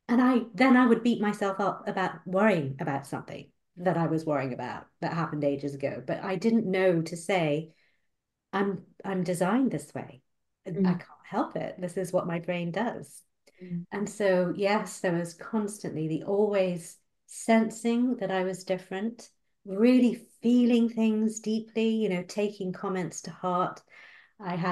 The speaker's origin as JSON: {"language": "English", "country": "Malaysia", "tie": "born or raised there", "moved": "yes", "said": "I was born and brought up in Malaysia"}